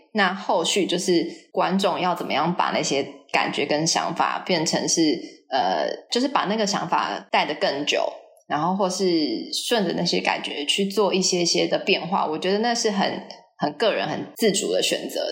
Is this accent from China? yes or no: no; Taiwan; moved away as an adult; also born or lived in United States; 我虽然是就是台湾长大的